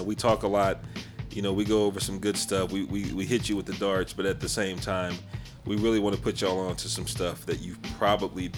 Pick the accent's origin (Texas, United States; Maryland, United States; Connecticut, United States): Texas, United States; Houston; accent: Sunnyside; I am from Houston, but I've grown accustomed to masking my Sunnyside accent at times.